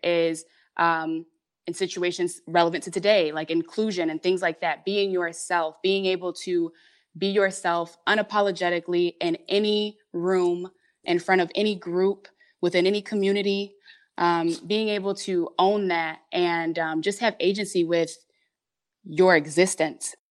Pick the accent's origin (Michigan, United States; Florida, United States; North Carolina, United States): Michigan, United States; Detroit; also born or lived in Hamtramck; I was born in Detroit, but right away, um, we had, we were living in, um, Hamtramck